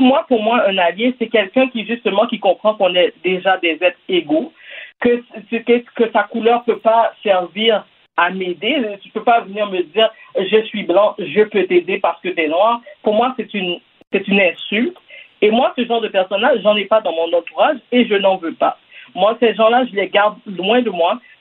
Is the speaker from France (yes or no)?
no; Quebec, Canada; je suis née ici, par exemple, je suis née au Québec.